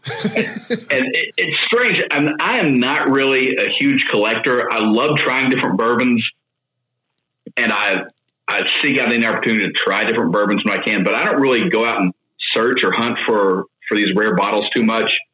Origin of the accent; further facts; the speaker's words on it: Owensboro, Kentucky, United States; also born or lived in Tennessee; I grew up in Owensboro, which is about three hours west of here.